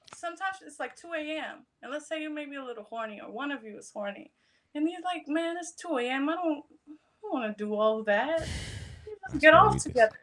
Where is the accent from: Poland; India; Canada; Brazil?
Poland; moved away; When I was growing up, I'm, I'm being from Poland